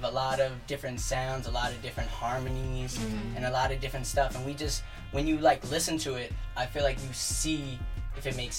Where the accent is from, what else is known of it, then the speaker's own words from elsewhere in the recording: New York City, New York, United States; also born or lived in Manhattan (Harlem), New York; And then my parents moved out to Staten Island, so I grew up there.